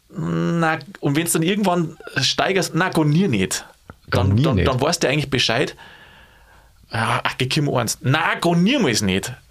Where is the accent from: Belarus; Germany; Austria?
Germany; Bavaria; Als Bayer kannst du sagen, na, go niemals nicht.